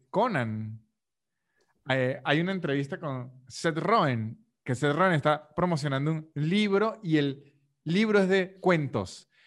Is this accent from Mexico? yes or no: no; Venezuelan Andes, Venezuela; De donde soy yo, que es los Andes venezolanos, y esa parte de Colombia que está pegada a Venezuela, hablamos de usted